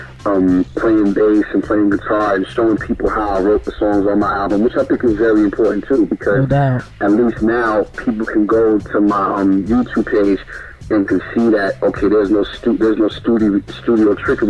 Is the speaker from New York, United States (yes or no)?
yes; New York City, New York, United States; I'm from Brooklyn, New York